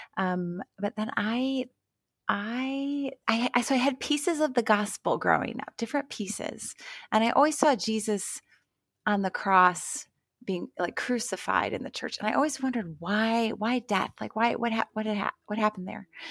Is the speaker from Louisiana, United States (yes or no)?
no; Ohio, United States; I'm from Ohio